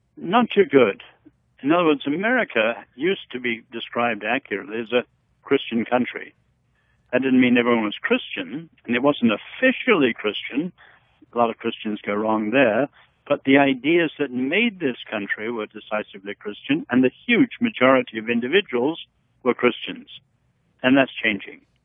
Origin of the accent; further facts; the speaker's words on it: Henan, China; moved away; Where I happened to be born, north central China, in Henan province